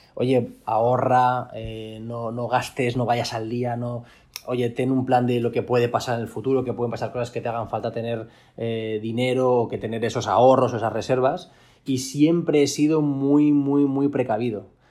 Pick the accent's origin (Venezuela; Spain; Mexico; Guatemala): Spain; Valencia, Valencian Community; soy de Valencia